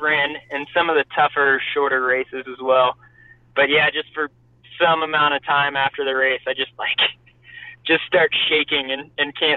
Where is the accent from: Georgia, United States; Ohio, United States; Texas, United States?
Ohio, United States; Columbus; I ran in high school in Columbus, Ohio